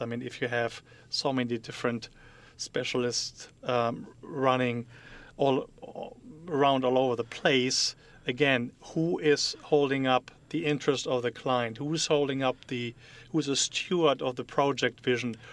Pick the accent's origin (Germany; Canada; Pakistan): Germany; English is a second language; moved away as an adult; now in United States; I'm from Germany. I am um, born there, raised there, grew up there, was educated